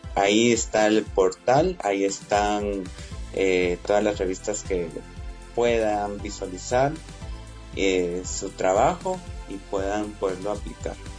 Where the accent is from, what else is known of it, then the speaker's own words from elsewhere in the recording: Guatemala; nosotros como guatemaltecos